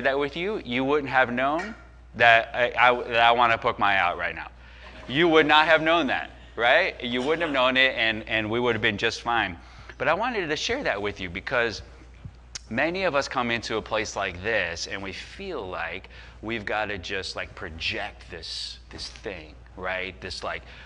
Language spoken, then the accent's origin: English; Chicago, Illinois, United States; we grew up in the Chicago area